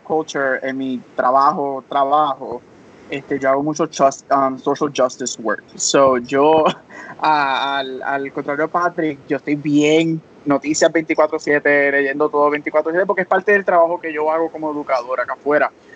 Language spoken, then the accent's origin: Spanish; Puerto Rico; como buen boricua, tenemos una mezcla en nuestra familia